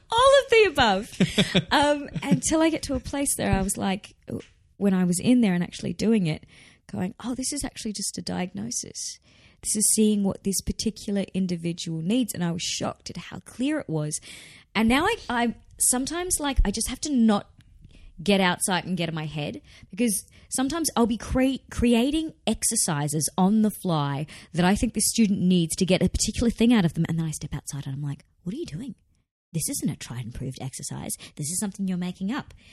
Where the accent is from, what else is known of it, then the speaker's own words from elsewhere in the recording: Australia; accent: not broad Australian; I don't have a particularly broad Australian